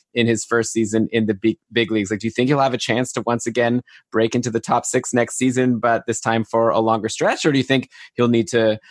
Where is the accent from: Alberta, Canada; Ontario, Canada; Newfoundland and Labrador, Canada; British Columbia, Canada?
Ontario, Canada; Ottawa; I grew up in Ottawa.